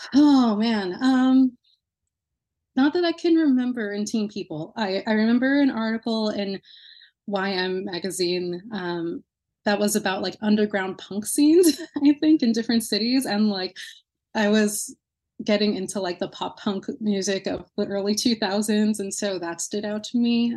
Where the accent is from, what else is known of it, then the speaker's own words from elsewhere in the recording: New Jersey, United States; now in Lowell, United States; my hometown in New Jersey